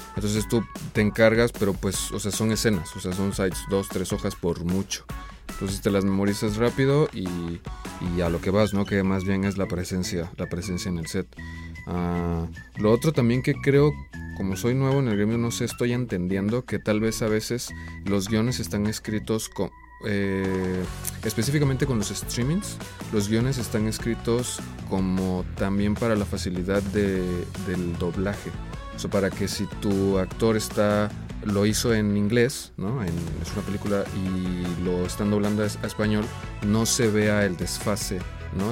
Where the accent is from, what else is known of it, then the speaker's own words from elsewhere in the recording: Oaxaca, Mexico; el contexto donde yo crecí, en Oaxaca